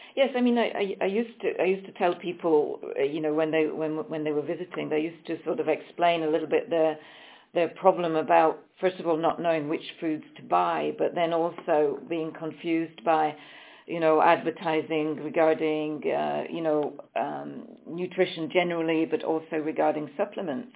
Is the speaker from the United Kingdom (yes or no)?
yes; England, United Kingdom; moved away as an adult; also born or lived in Switzerland; I'm coming from England, but I have lived many years um, in, in the country of Switzerland